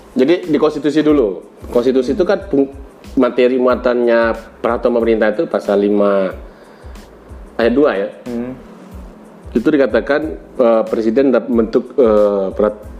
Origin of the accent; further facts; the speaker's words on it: Minangkabau, West Sumatra, Indonesia; saya orang Minang